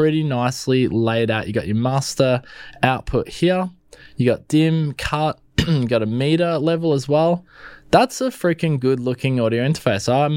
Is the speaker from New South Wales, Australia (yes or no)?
no; Melbourne, Victoria, Australia; I'm from Melbourne